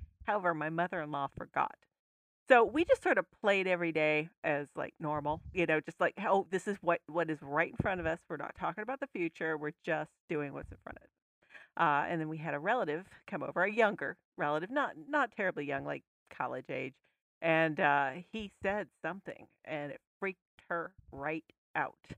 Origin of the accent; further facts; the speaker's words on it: United States; we're American